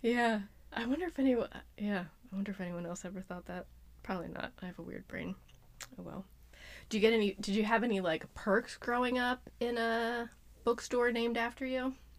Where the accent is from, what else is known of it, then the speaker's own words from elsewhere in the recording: Lititz, Pennsylvania, United States; I've lived here my whole life